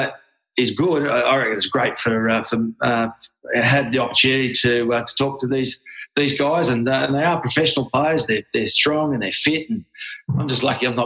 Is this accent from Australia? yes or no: yes; Australia; also born or lived in Gerringong; I'm Australian